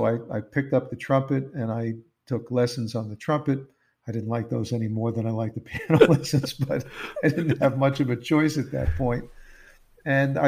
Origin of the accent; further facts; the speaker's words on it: New York City, New York, United States; I grew up in Queens, New York.